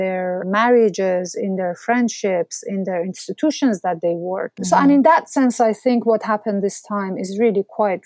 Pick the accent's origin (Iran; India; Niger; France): Iran; Mashhad, Razavi Khorasan; moved away; my hometown, Mashhad